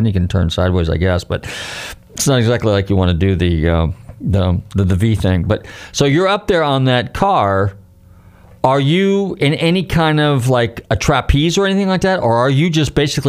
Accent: California, United States; I'm from out west. I'm from California, so our stomping ground was Squaw Valley and Lake Tahoe and that area.

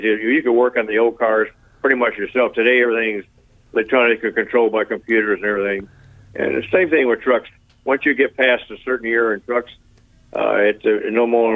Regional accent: St. Petersburg, Florida, United States; I grew up in St. Pete out in Treasure Island, out on the beaches out there. That's where I grew up out there.

